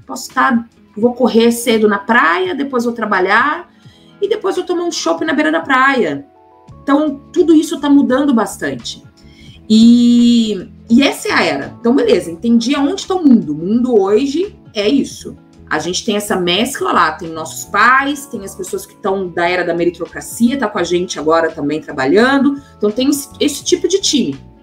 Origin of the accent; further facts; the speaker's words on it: Belo Horizonte, Minas Gerais, Brazil; moved away as an adult; also born or lived in São Paulo; eu sou de Belo Horizonte, nasci em Belo Horizonte, minha família é de Porteirinha, do norte de Minas